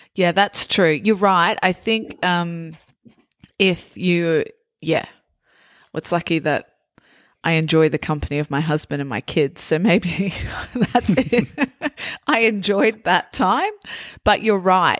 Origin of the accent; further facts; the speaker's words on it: Australia; also born or lived in Italy; for Australians, uh, we're called Aussies